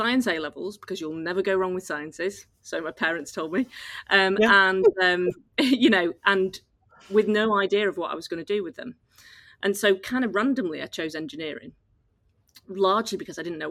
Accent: Oldham, North West England, United Kingdom; I grew up in Oldham near Manchester

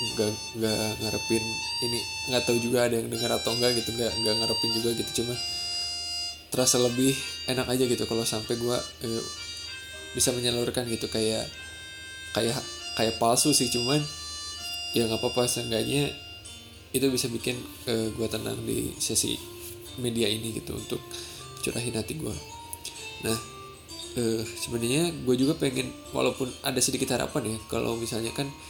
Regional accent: Sundanese lands, Tanah Sunda, Indonesia; first language Sundanese; Indonesian is a second language; moved away as an adult; aslinya gua tuh asli dari tanah Sunda gitu. Jadi, gua kelahiran Sunda, dan selama dua puluh dua tahun itu dari gua lahir sampai gua kuliah, eh, itu tuh pakai kata Sunda

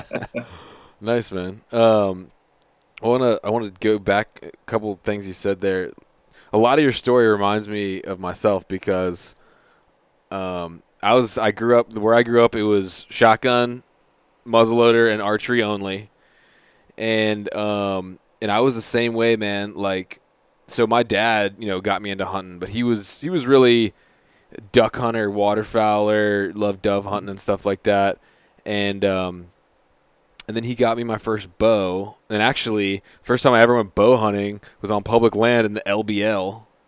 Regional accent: Southeast Virginia, United States; moved away; I'm from Southeast Virginia

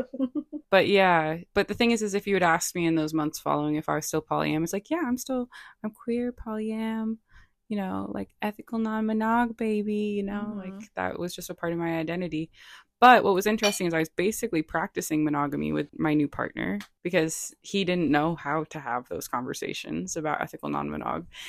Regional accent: Rhode Island, United States; also born or lived in Boston; now in Los Angeles, United States; I'm from Rhode Island

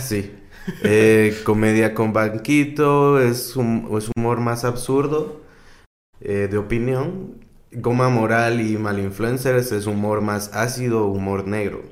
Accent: Guatemala; aquí como en, Guate, como comediante guatemalteco

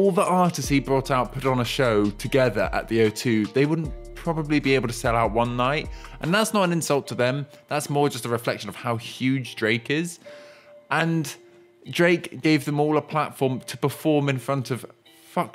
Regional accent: London, United Kingdom; as a Londoner who loves grime and hip hop

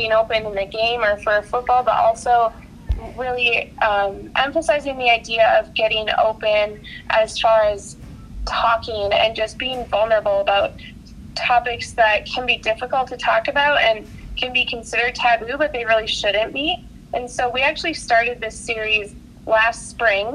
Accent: Minnesota, United States; I born and raised in Minnesota, grew up a Vikings fan

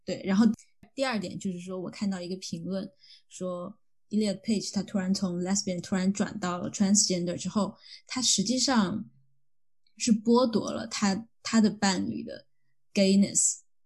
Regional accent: China; moved away; 我说我是中国来的

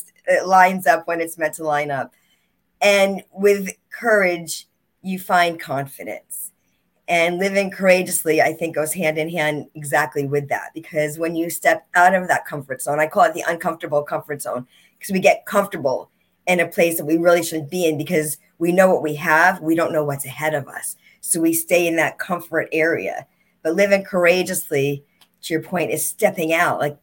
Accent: East Coast, United States; I'm from the East Coast

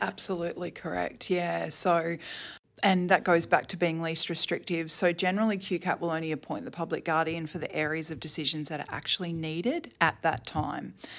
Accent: Toowoomba, Queensland, Australia; now in Brisbane, Australia; I grew up in, uh, Toowoomba, actually. Um, I lived there until I was twenty-one

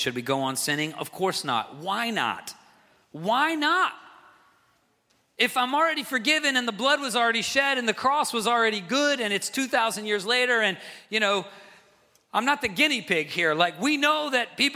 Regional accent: the South, United States; now in New England, United States; I'm from the South

